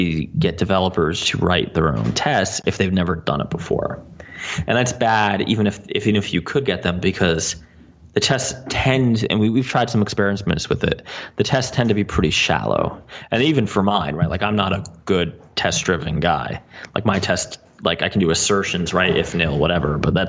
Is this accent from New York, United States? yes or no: no; New Jersey, United States; accent: New Jersey; my New Jersey accent.